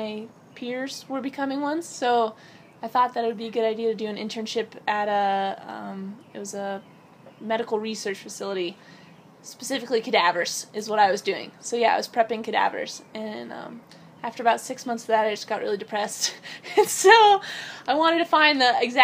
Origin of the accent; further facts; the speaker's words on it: Yosemite National Park, California, United States; also born or lived in Tuba City, Arizona; And then we lived in Yosemite National Park after that.